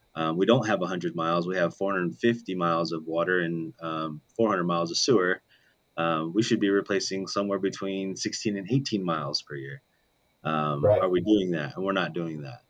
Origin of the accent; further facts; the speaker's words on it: Las Vegas, Nevada, United States; That's where I grew up in Vegas